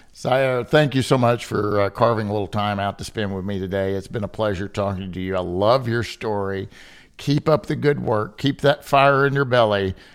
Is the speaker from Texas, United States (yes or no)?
no; Kentucky, United States; moved away as an adult; also born or lived in Chicago; originally born and raised in Kentucky, where I'm sitting today